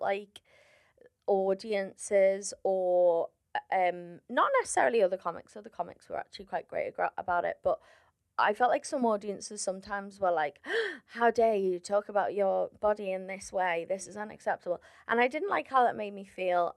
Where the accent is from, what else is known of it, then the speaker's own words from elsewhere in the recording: Liverpool, North West England, United Kingdom; I'm from Liverpool